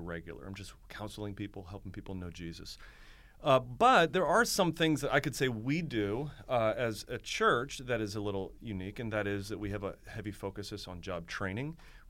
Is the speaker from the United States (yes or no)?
yes; Akron, Ohio, United States; also born or lived in Florida; now in Baltimore, United States; So I'm from Akron, Ohio, okay. Originally. I came to Maryland through Florida after some college and took a youth pastor job for 5 years outside of Baltimore.